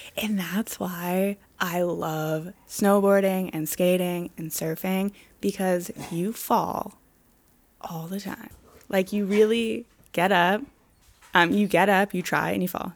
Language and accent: English; Pittsburgh, Pennsylvania, United States; also born or lived in Vermont; now in Los Angeles, United States; I grew up in Pittsburgh and I grew up skiing